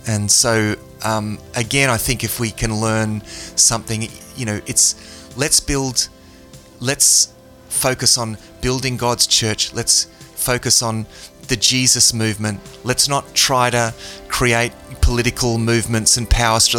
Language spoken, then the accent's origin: English; Australia; yeah, I guess I'm a Christian. I'm Australian, right?